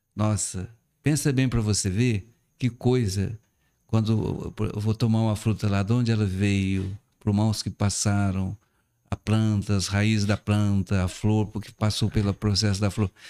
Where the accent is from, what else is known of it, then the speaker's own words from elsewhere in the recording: Cabo Verde, Minas Gerais, Brazil; now in Salinas, Brazil; eu fui criado na zona rural, em Cabo uhum. Verde